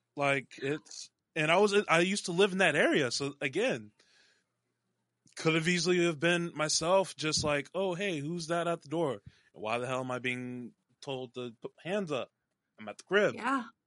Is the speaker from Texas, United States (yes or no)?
yes; North Texas, United States; born or raised there